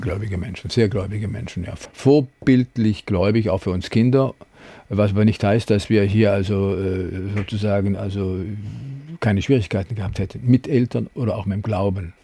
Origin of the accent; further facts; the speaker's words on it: Freiburg, Baden-Württemberg, Germany; moved away; In den letzten Jahren kam allerdings auch Freiburg hinzu. Ich habe da eine Herzenskammer sozusagen also reserviert, weil es ist meine Heimat